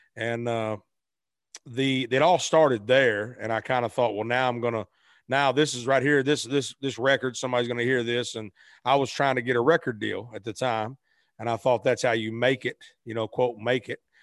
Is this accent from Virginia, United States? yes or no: no; Arkansas, United States; moved away as an adult; also born or lived in Memphis, Tennessee; I was born in Memphis, raised in Arkansas